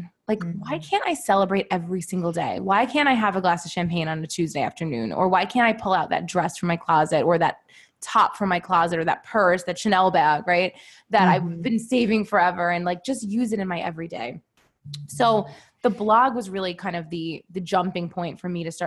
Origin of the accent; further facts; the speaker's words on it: New York City, New York, United States; also born or lived in Manhattan; I currently live in Manhattan, but I grew up in Brooklyn